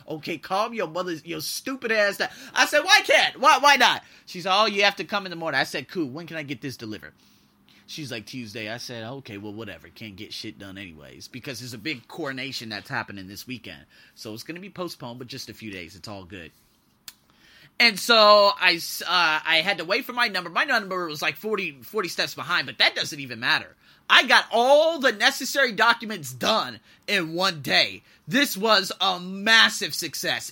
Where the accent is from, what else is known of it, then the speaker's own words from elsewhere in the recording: United States; moved away; I'm an American, I'm an American, I'm an American, I'm an American.